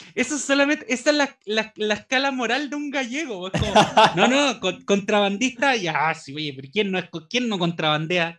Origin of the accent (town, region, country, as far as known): Chile